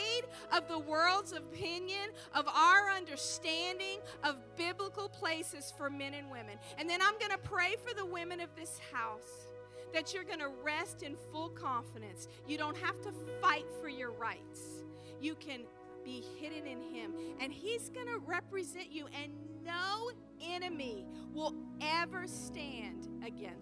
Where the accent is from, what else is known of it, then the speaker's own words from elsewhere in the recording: the Bible Belt, the South, United States; moved away; I'm from the Bible Belt.